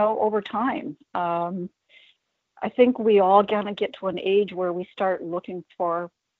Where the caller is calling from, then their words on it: North Bay, Ontario, Canada; I'm calling from North Bay, Ontario, Canada.